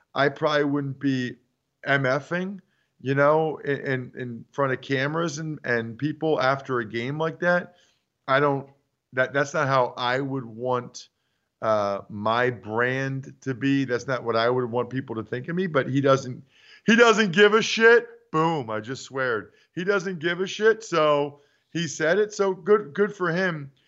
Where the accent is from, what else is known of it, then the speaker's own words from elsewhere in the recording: Reading, Pennsylvania, United States; moved away; my hometown newspaper, Redding Eagle dot